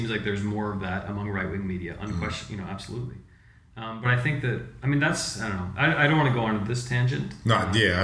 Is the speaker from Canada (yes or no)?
yes; Canada; now in Chiang Mai, Thailand; I'm not American. I'm a Canadian